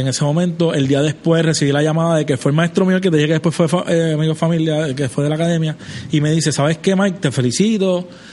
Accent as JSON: {"language": "Spanish", "town": "Trujillo Alto", "country": "Puerto Rico", "said": "yo soy de Trujillo Alto"}